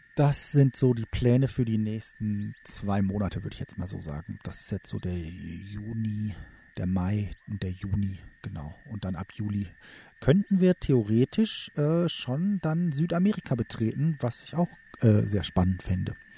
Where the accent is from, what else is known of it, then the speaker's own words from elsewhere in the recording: Germany; bei uns in Deutschland